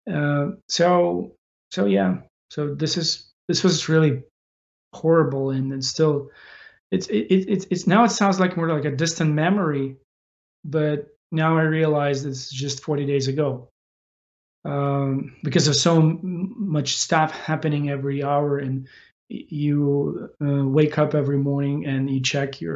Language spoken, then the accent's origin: English; Ukraine; we fight for our nation, for our existence of the nation of Ukraine